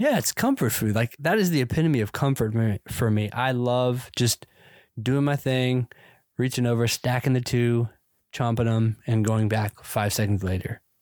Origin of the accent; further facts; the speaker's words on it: the South, United States; I grew up in the South